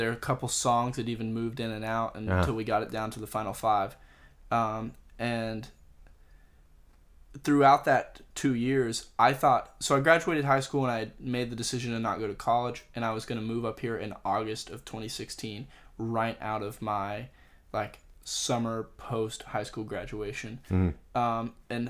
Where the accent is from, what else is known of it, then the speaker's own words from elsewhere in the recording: Pensacola, Florida, United States; I grew up in Pensacola is a small town